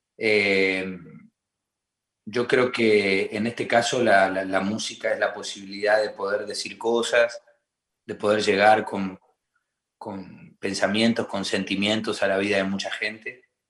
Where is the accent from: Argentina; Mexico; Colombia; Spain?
Argentina; nosotros los argentinos